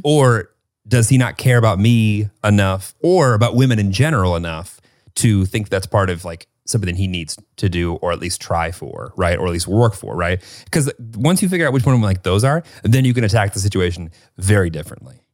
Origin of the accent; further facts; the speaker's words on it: Northern Illinois, United States; growing up in Northern Illinois